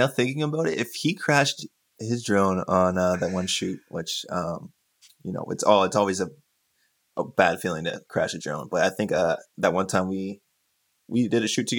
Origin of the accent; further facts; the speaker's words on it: Sarnia, Ontario, Canada; now in Vancouver, Canada; I was born and raised in Sarnia, Ontario, currently living in Vancouver, BC. Beautiful place.